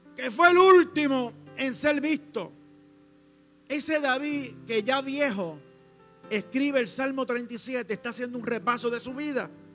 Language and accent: Spanish; Coamo, Puerto Rico; en mi pueblo, en Coamo